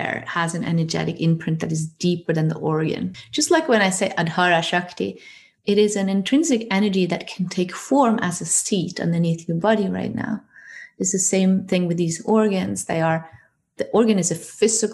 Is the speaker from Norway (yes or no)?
yes; Norway; I come from Norway